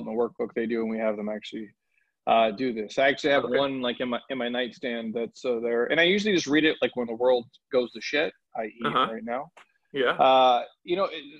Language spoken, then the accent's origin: English; Minneapolis, Minnesota, United States; I grew up in the Midwest. I'm from Minneapolis